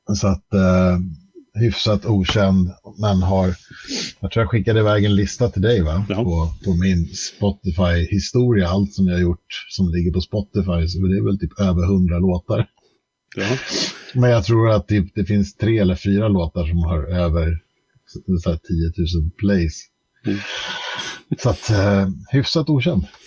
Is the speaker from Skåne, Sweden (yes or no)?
no; Stockholm, Stockholm County, Sweden; vi flyttade till Skarpnäck, eh, förort i Stockholm. 1984 eh, har jag för mig. Jag var fem år gammal